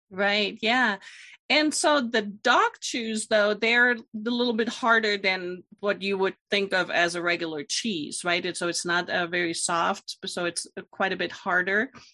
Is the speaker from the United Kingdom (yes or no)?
no; Germany; moved away; I'm from Germany originally